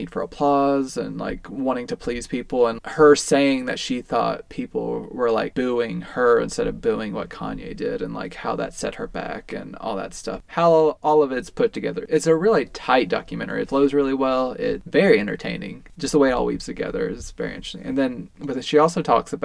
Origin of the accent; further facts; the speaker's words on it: Tennessee, United States; we're from Tennessee